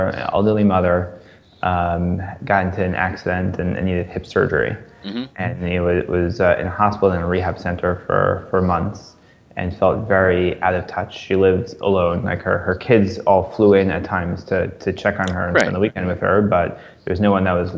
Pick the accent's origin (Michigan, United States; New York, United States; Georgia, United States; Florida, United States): New York, United States; now in Philadelphia, United States; I grew up in New York. I'm close with my parents. I live now in Philadelphia